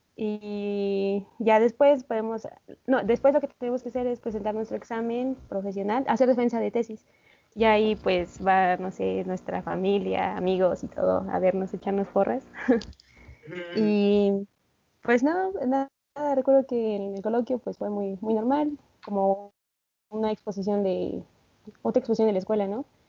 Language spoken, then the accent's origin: Spanish; Puebla, Mexico; moved away as an adult; also born or lived in Santander, Spain; now in Spain; yo soy poblana, orgullosamente poblana